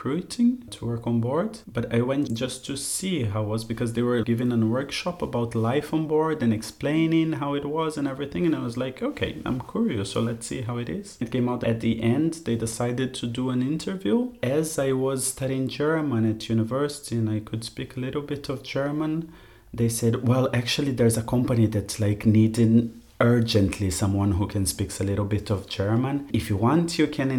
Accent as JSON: {"language": "English", "town": "Curitiba", "region": "Paraná", "country": "Brazil", "tie": "born or raised there", "moved": "as an adult", "said": "I grew up in Curitiba, that's about like 100 kilometers from the coast"}